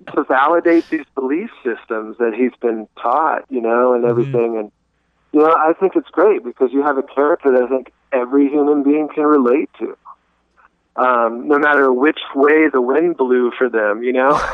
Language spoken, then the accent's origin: English; Greenville, South Carolina, United States; I'm from Greenville, South Carolina